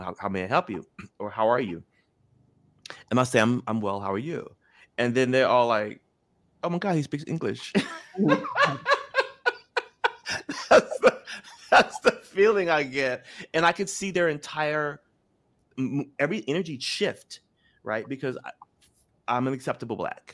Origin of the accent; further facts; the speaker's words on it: Memphis, Tennessee, United States; I grew up in Memphis